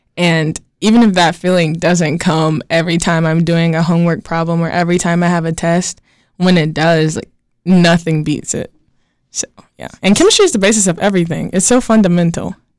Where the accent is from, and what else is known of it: Gastonia, North Carolina, United States